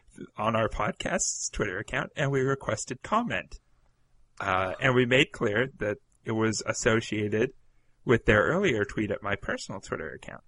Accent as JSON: {"language": "English", "country": "Canada", "said": "I'm from Canada"}